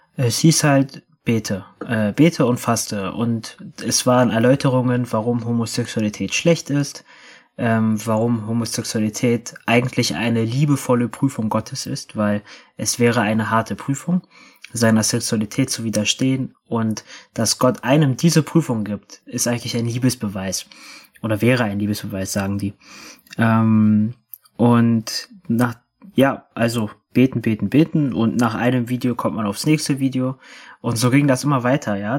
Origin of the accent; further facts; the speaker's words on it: Berlin, Germany; ich bin 97 in Berlin geboren